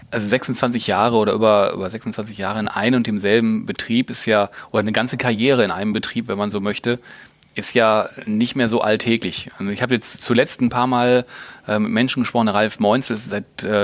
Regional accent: North Rhine-Westphalia, Germany; du bist ja gebürtig aus Bottrop, also aus dem Ruhrgebiet, ist ja auch meine Heimat, deswegen freut mich das umso mehr

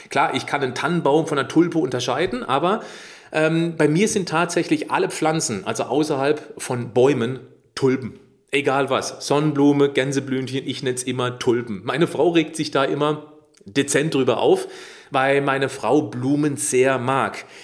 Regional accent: Baden-Württemberg, Germany; Warum? Ich bin im Schwarzwald aufgewachsen. Ich lebe hier östlich von Freida, äh Freiburg. Ich bin ringsrum umrundet von Wald.

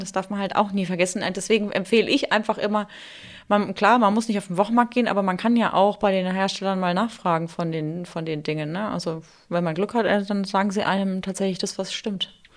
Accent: Germany; now in Munich, Germany; ich komme ursprünglich aus der Nähe vom Odenwald

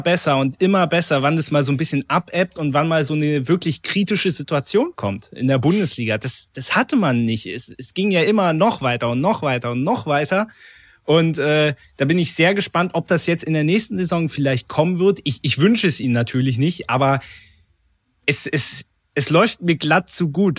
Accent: Berlin, Germany; born or raised there

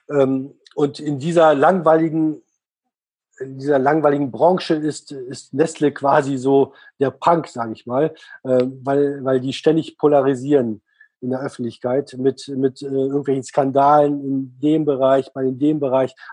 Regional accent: Switzerland; also ich als Schweizer, wenn ich in der Schweiz leben, äh, leben würde

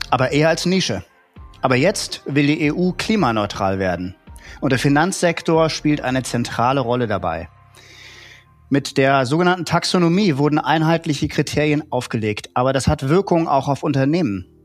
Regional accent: Northern Germany, Germany; also born or lived in Hamburg; Segeln, ähm, was man als Norddeutscher so macht, äh, wenn man das Meer vor der Haustür hat.

